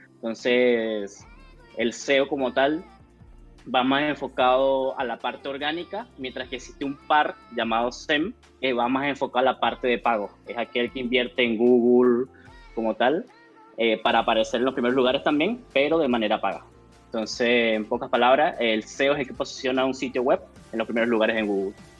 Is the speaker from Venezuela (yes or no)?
yes; Venezuela; moved away as an adult; now in Chile; soy venezolano, eh, ya llevo en Chile cuatro años